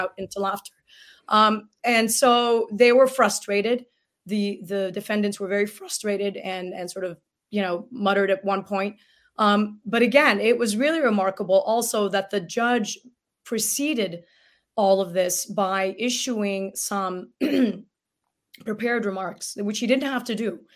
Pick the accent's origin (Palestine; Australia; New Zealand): Palestine; Gaza Strip; now in United States; as a Palestinian from Gaza